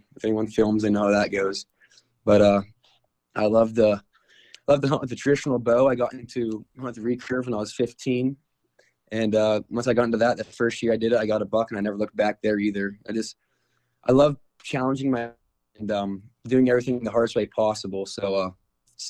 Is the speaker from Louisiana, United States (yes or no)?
no; DuBois, Pennsylvania, United States; I'm from Dubois, Pennsylvania